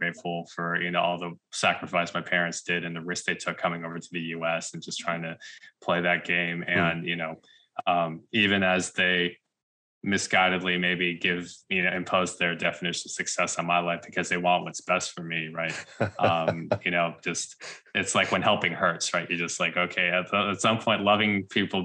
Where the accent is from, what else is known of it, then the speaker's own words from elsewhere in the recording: United States; first language English; also born or lived in Wisconsin / Tennessee / Houston; I'm an American citizen. Like, I was born here